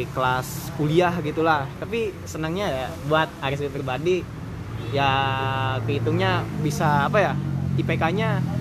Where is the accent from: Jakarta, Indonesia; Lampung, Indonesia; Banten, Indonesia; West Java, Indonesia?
West Java, Indonesia; Majalengka; nih teman-teman perkenalkan ya … aku asalnya dari Munjul Majalengka kene ya deket-deket pusat kota lah